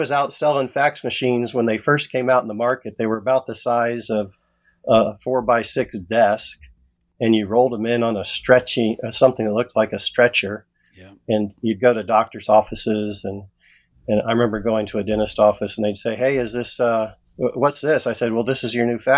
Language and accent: English; Jacksonville, Florida, United States; I grew up in a rural area in Florida, Jacksonville, Florida.